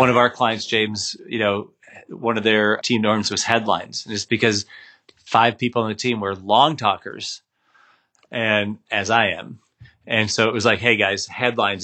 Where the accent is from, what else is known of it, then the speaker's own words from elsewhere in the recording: Minnesota, United States; I grew up in the Midwest. I grew up in Minnesota